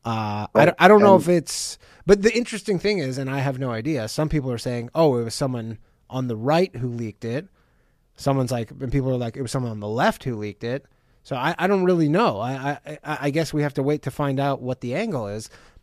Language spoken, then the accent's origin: English; Canada; Like, that's, I'm from Canada.